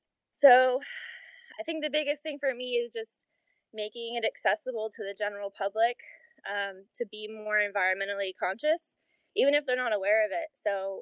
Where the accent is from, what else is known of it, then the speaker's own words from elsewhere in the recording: California, United States; now in Austin, United States; growing up in California. And the schools were amazing there